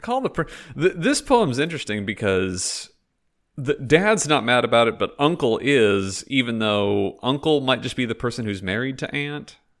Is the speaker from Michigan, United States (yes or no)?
no; Fort Worth, Texas, United States; now in Vancouver, Canada; I'm originally from Fort Worth, Texas